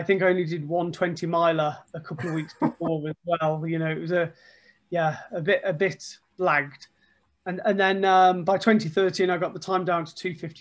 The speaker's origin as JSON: {"language": "English", "town": "Stafford", "region": "West Midlands", "country": "United Kingdom", "also_born_or_lived": "south of England", "moved": "as an adult", "said": "I'm from Stafford"}